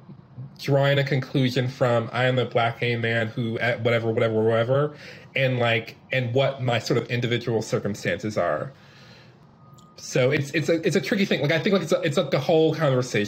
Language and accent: English; Detroit, Michigan, United States; moved away; I had a lot of opportunities growing up in Detroit with the parents that I had